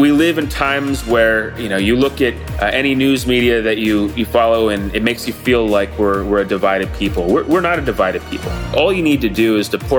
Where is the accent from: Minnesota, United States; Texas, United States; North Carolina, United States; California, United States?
California, United States; Malibu; now in New York, United States; Malibu was just a warm community to grow up